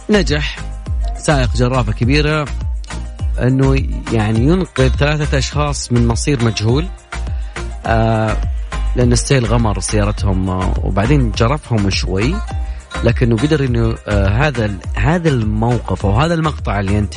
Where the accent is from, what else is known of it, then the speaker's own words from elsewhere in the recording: Saudi Arabia; باحثة الفضاء والصواريخ عندنا في السعودية عشان تعطينا الحسبة صح